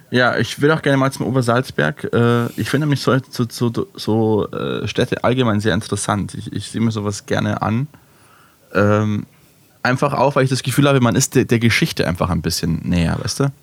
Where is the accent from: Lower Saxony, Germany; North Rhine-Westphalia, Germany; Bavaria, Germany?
Bavaria, Germany; wenn ich irgendwo bin in Österreich und sie mich fragen, wo ich her bin, und ich sage aus, aus Deutschland, aus, aus, Bayern, ja, in der Nähe von Braunau, so 15 Minuten mit dem Auto